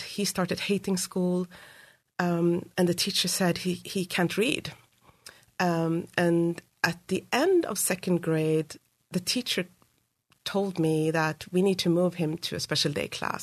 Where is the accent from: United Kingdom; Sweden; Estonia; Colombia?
Sweden; Uppsala, Uppsala County; now in United States; So I grew up in Sweden, in, in Uppsala, which is a university town just north of Stockholm